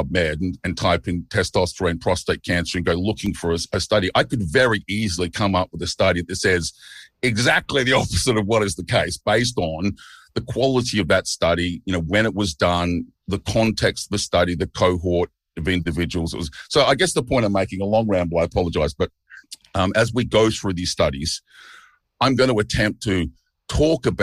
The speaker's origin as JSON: {"language": "English", "town": "Melbourne", "region": "Victoria", "country": "Australia", "tie": "born or raised there", "moved": "as an adult", "lives_now": "Chiang Mai, Thailand", "said": "I grew up in Port Melbourne, but I live in Thailand now, in Chiang Mai."}